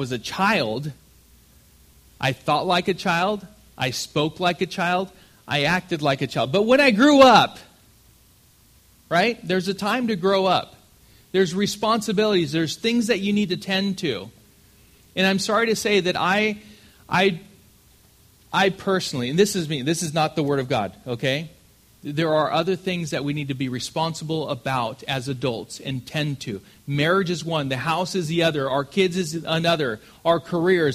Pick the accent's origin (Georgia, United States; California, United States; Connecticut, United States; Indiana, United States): California, United States; Southern; I'm from California, Southern California